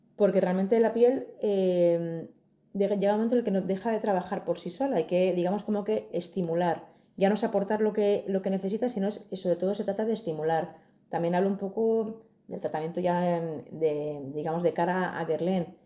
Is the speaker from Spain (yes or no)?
yes; Madrid, Community of Madrid, Spain; Soy de Madrid